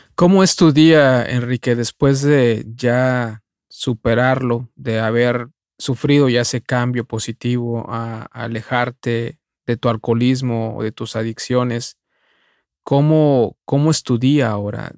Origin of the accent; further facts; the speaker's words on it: Mexico; de nacimiento como muchos mexicanos, católico